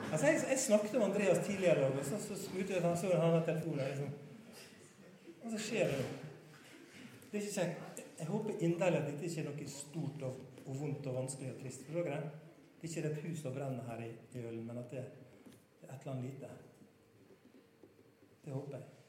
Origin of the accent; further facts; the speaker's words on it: Sunnmøre, Møre og Romsdal, Norway; moved away; Jeg er egentlig sunnmøring